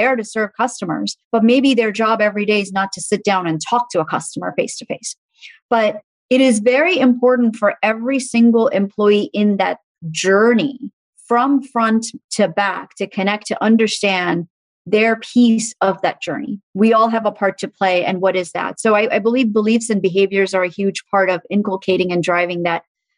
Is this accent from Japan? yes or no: no; Dubai, United Arab Emirates; also born or lived in Muscat, Oman; And so we lived in Muscat, Oman for a little bit, and then we moved to Dubai. And so I grew up in the Middle East, and Dubai is a beautiful, beautiful city.